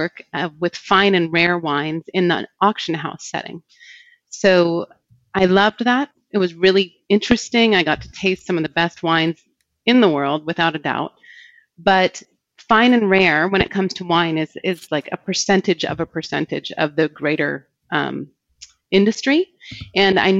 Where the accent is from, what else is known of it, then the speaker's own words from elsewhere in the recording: Northern California, United States; I grew up in Northern California